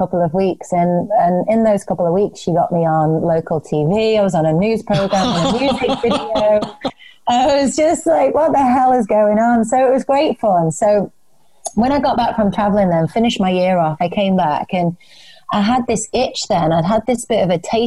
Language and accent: English; Isle of Man; moved away; I'm originally from the Isle of Man, so I found myself moving back there.